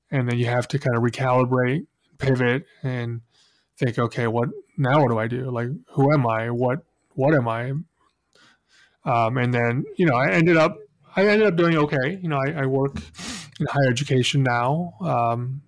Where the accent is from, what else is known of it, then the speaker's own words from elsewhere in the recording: Spokane, Washington, United States; Grew up in the same town as Bill, Spokane, Washington